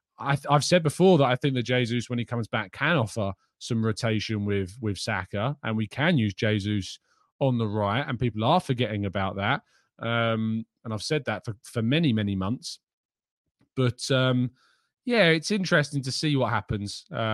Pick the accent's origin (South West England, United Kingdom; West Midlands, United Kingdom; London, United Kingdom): London, United Kingdom; I like staying in my hometown and staying around London and all of that.